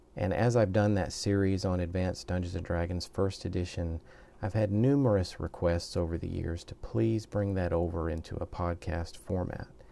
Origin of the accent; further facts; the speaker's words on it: the South, United States; moved away as an adult; now in Japan; I'm originally from the United States. I'm a southern boy